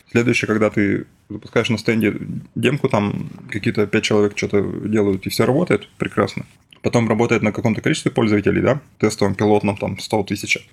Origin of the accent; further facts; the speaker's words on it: Yekaterinburg, Sverdlovsk Oblast, Russia; moved away; я из Екатеринбурга